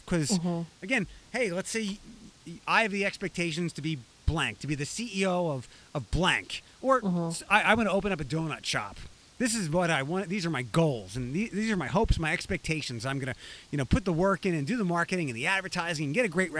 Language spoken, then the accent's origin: English; Allentown / Philadelphia area, Pennsylvania, United States; moved away; I was back home working in Allentown, but I also got to work at the station I grew up listening to in Philadelphia.